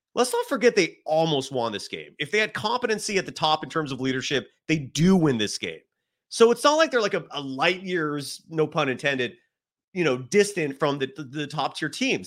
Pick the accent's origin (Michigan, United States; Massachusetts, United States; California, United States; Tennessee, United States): California, United States; San Francisco Bay Area; I grew up in the San Francisco Bay Area